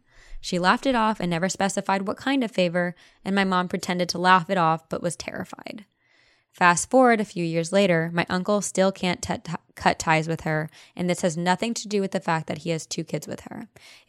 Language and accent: English; Buenos Aires, Argentina; I am Latina. I am from Buenos Aires, Argentina, and at least in my country, white magic is more common than black magic.